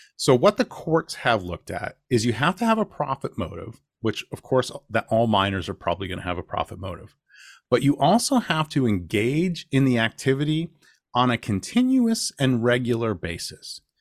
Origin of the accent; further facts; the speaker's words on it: Rochester, New York, United States; I'm from Rochester, New York